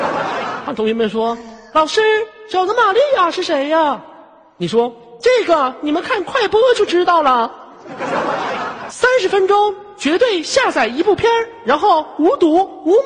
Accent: China; 咱们都是中国人，咱们不是在西方，现在是东方，好吗？

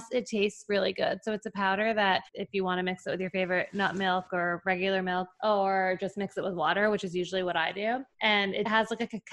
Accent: New York, United States; moved away as an adult; now in Chicago, United States; I'm from New York living in Chicago

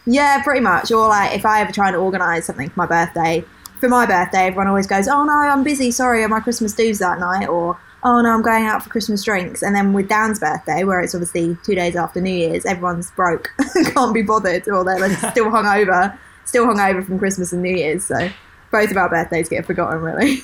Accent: Kent, South East England, United Kingdom; accent: typical Kent accent; I'm literally from Kent. Kent, like, Australia. I have like the actual like typical Kent accent.

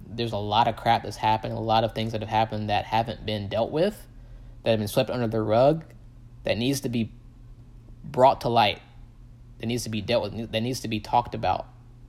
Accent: the South, United States; especially growing up in the Bible Belt in the South, the most divided places are the churches

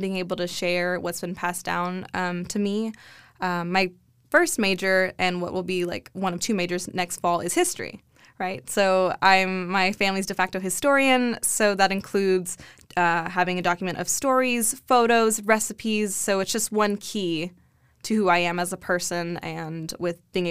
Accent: Corpus Christi, Texas, United States; moved away as an adult; now in Austin, United States; growing up in Corpus Christi, like South Texas, you know, being Tejana

